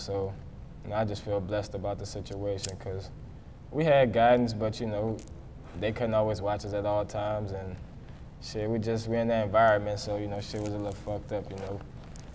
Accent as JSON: {"language": "English", "town": "New Orleans", "region": "Louisiana", "country": "United States", "also_born_or_lived": "Baton Rouge, Louisiana", "moved": "yes", "said": "I'm from New Orleans, but shit, I really jumped off the porch in Baton Rouge"}